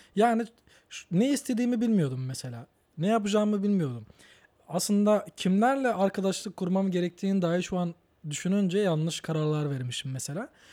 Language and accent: Turkish; Batman, Batman Province, Turkey; also born or lived in Kütahya / Ankara; now in Istanbul, Turkey; ben doğduğumda merkezde doğdum. Batman Batman merkezde doğdum.